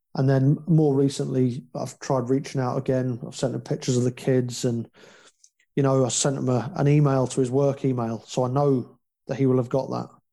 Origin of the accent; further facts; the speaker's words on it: United Kingdom; also born or lived in Northern Ireland; we're British